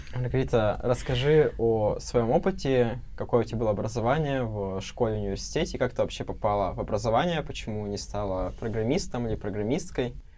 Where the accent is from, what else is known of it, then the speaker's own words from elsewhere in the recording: Kurgan, Kurgan Oblast, Russia; я из Кургана